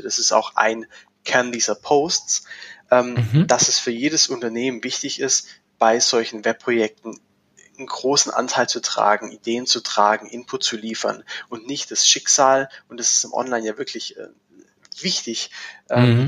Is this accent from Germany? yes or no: yes; Schwäbisch Gmünd, Baden-Württemberg, Germany; bin hier in Schwäbisch Gmünd. Das äh, erklärt den Dialekt, äh, äh, lässt sich schwer verstecken, äh, unweit von Stuttgart.